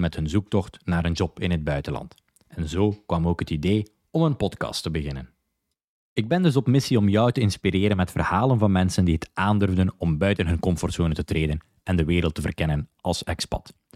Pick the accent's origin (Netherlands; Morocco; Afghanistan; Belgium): Belgium; Zottegem, Flanders; moved away as an adult; also born or lived in London / Dublin / Lisbon / Prague; now in Barcelona, Spain; ik ben van Zottegem, België en ik woon ondertussen al meer dan vijf jaar in het buitenland